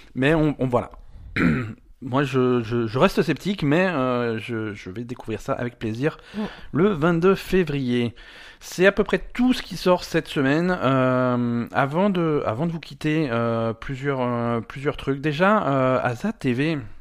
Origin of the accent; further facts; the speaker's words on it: France; on est français